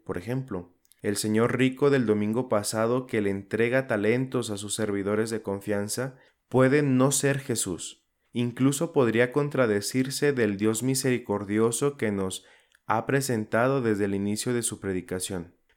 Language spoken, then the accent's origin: Spanish; Zacatecas, Mexico; en mi ciudad natal aquí en Zacatecas